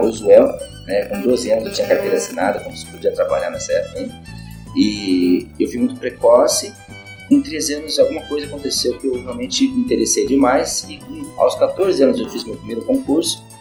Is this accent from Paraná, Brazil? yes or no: yes; Londrina, Paraná, Brazil; moved away as an adult; also born or lived in Europe; Eu nasci em Londrina, eu morei já em vários lugares aqui em Londrina, a gente mudou-se várias vezes